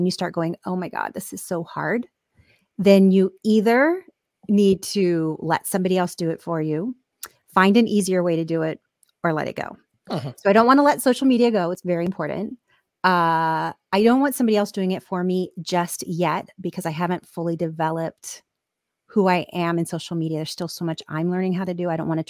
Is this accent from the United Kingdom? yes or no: no; Ireland; I'm Irish, so all my emotions show in my skin.